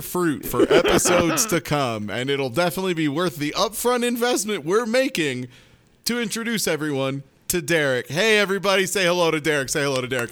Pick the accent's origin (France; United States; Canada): United States; Midwest; me as a Midwesterner